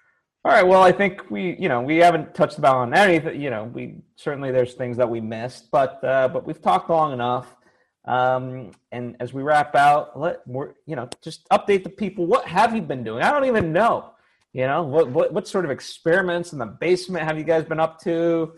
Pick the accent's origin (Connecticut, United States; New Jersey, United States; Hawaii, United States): Connecticut, United States; born or raised there